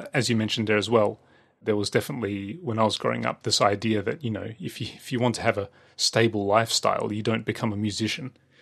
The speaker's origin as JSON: {"language": "English", "country": "Australia", "tie": "born or raised there", "said": "when I was growing up in Australia"}